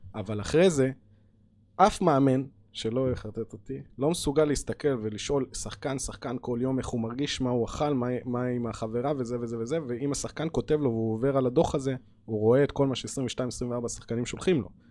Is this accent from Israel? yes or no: yes; Hadera, Haifa District, Israel; אני בתור ילד ששיחק כדורגל בחדרה בשכונה